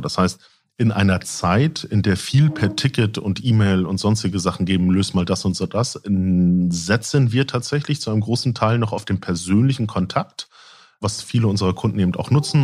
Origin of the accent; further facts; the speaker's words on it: Lübeck, Schleswig-Holstein, Germany; moved away; also born or lived in Husum; Ich bin tatsächlich gebürtiger Lübecker, bin dann irgendwie an die West Coast gegangen von der East Coast